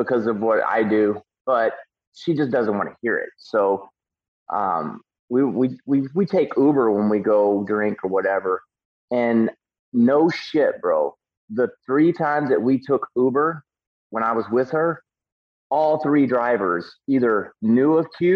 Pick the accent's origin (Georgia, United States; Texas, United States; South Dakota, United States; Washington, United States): Texas, United States; I got country roots, man. I'm from Texas.